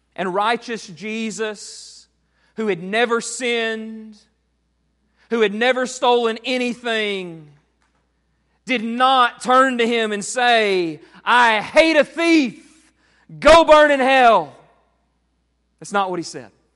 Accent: United States; we, as American Christians

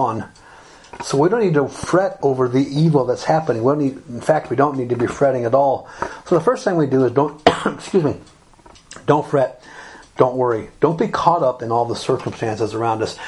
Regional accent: Alabama, United States; moved away; also born or lived in Republic of Ireland; When I was growing up in Alabama, most places were closed on Sunday.

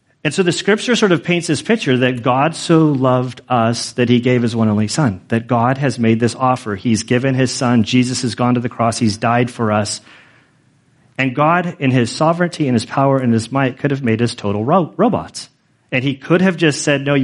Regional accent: Carmel, California, United States; I was born in Carmel, California, in 1974

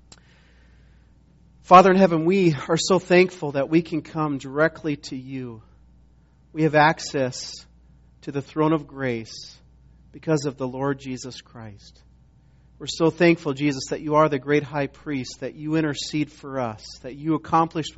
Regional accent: Montana, United States; moved away as an adult; also born or lived in South Carolina; I was from Montana, but went to school in South Carolina

